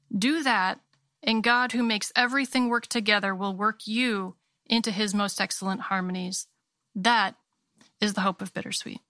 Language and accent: English; Maine, United States; I was born and raised in Maine